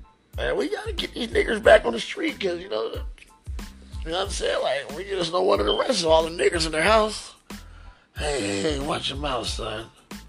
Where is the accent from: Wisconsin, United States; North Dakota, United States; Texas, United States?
Texas, United States; I'm from Texas. I really think Donald Trump knows what he's doing. You know, Texas is a red state, man